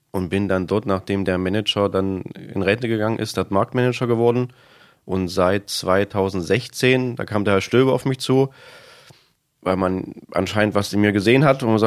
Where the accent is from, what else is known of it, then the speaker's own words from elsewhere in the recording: East Germany, Germany; Also ursprünglich komme ich aus dem Osten. Das hört man manchmal, wenn ich so im Redefluss bin.